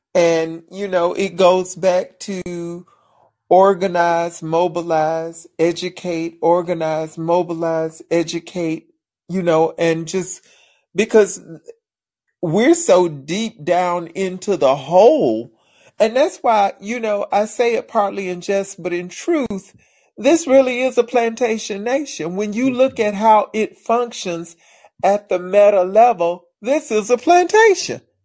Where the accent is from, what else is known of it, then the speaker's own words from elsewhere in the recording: Alabama, United States; I'm from Alabama